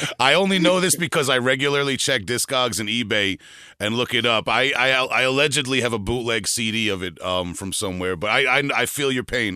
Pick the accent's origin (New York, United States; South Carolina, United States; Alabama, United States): New York, United States; Long Island; I'm from Long Island, New York